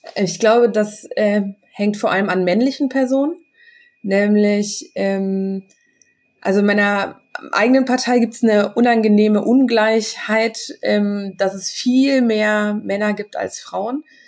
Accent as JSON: {"language": "German", "town": "Bonn", "region": "North Rhine-Westphalia", "country": "Germany", "said": "Ich komme ja aus Bonn"}